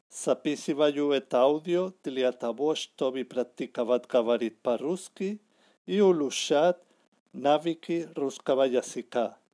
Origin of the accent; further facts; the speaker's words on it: Barcelona, Catalonia, Spain; Russian is a second language; я из Барселоны